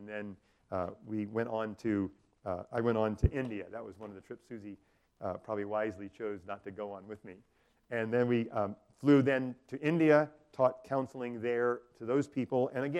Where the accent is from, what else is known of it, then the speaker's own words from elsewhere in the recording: Taiwan; So growing up in Taiwan, I wasn't really great at world geography.